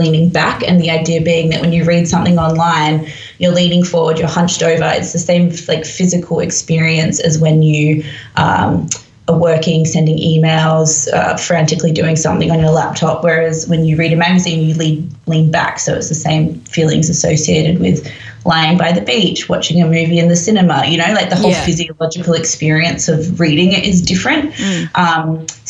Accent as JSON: {"language": "English", "region": "London", "country": "United Kingdom", "tie": "born there", "said": "I was born in London. My dad lives here. I have a huge amount of family over here. I have a British passport."}